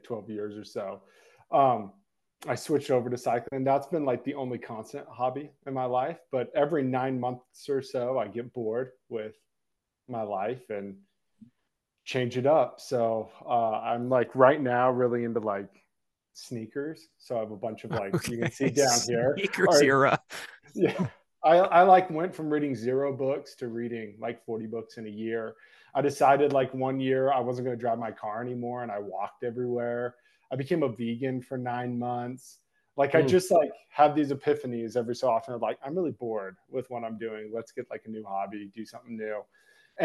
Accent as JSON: {"language": "English", "town": "Cottonwood Heights", "region": "Utah", "country": "United States", "tie": "born or raised there", "also_born_or_lived": "Austin, Texas", "said": "Grew up in Cottonwood Heights"}